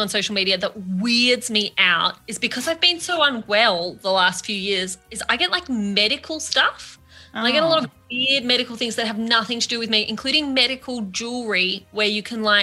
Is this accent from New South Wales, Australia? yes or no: no; Canberra, Australian Capital Territory, Australia; moved away; also born or lived in Malaysia; I grew up in Canberra and my dad's a public servant